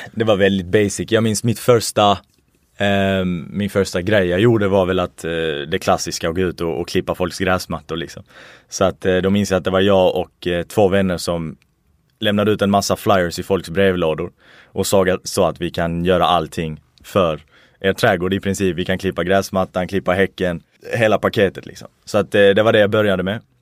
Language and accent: Swedish; Sweden; mina föräldrar kommer faktiskt från Irak. Jag föddes i Sverige